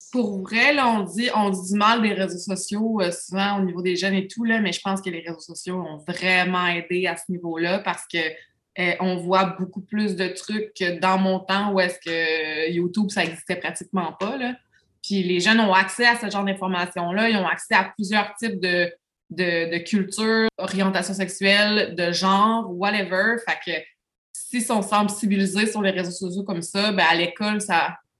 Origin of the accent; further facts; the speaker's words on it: Lévis, Quebec, Canada; now in Beauce, Canada; je viens de Lévis